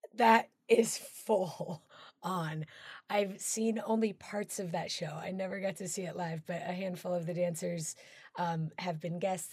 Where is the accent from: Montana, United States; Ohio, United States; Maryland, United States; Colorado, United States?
Colorado, United States; one of my dearest friends is Tony Testa, who uh, we grew up together. We're from Colorado